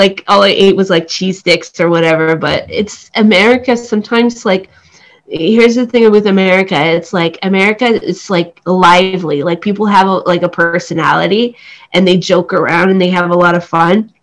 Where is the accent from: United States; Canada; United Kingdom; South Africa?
Canada; Toronto, Ontario; also born or lived in Cambodia; I'm from Toronto